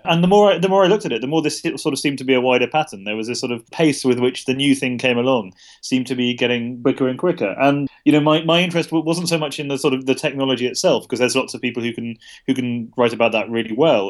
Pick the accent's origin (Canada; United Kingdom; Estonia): United Kingdom; I'm a British journalist